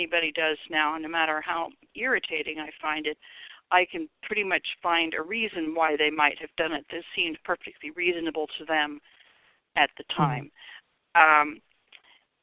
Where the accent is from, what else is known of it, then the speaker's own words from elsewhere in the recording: Seattle, Washington, United States; I grew up in Seattle